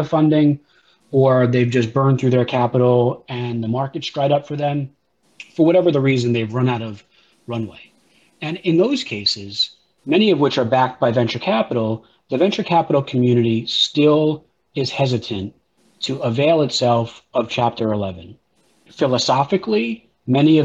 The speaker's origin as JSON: {"language": "English", "region": "New York", "country": "United States", "tie": "born or raised there", "said": "I grew up in New York when Crazy Eddie was a very popular electronics store"}